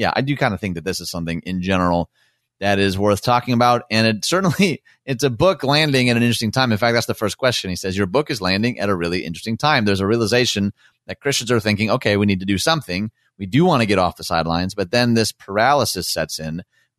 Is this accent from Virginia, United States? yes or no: no; Los Angeles, California, United States; also born or lived in Southern United States; And gosh, I tell you what, I grew up half in East LA and half in the South.